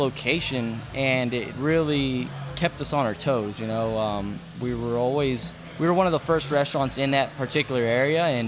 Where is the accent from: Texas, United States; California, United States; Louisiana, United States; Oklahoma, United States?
Texas, United States; Katy; I grew up in Katy